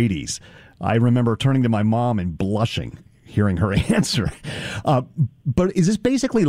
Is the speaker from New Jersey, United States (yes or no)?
no; South Bay, California, United States; when I was growing up in the South Bay